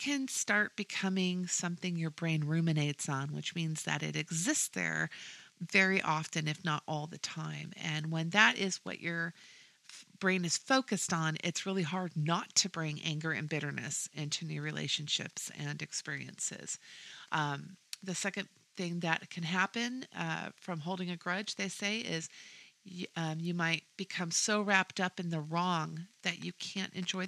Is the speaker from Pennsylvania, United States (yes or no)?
no; Washington, United States; moved away as an adult; now in Texas, United States; I'm originally from Washington State